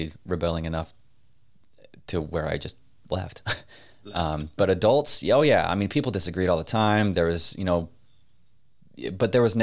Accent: Pinesdale, Montana, United States; when I was growing up in Pinesdale

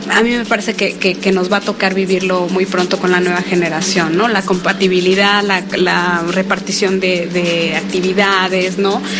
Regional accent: Puebla, Mexico; algo que tengo que decir es que somos de Puebla.

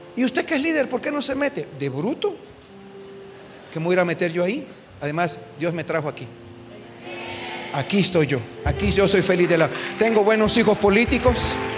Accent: Guatemala; nosotros como guatemaltecos

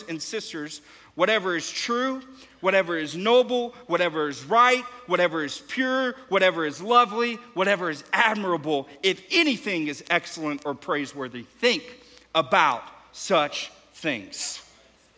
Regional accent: Houston, Texas, United States; now in Dallas, United States; I'm from Houston

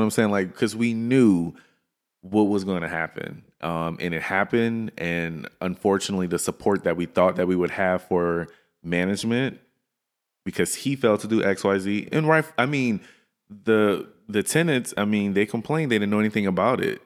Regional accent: Louisiana, United States; now in Dallas, United States; I'm from Louisiana. I'm right next door

